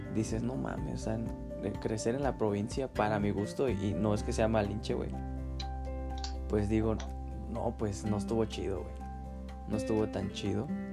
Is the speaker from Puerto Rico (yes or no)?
no; Chiapas, Mexico; now in Querétaro, Mexico; yo crecí en Chiapas